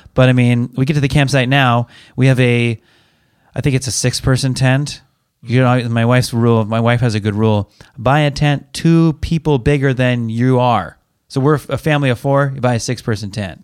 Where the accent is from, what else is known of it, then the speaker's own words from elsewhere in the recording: Pacific Northwest, United States; we're from the Pacific Northwest